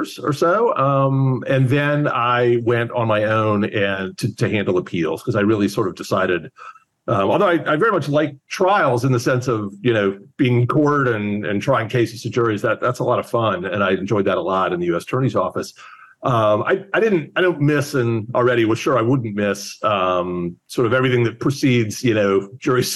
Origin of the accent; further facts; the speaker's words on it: Houston, Texas, United States; moved away as an adult; also born or lived in Washington, D.C. / New York; I'm from Houston, and I grew up in Houston.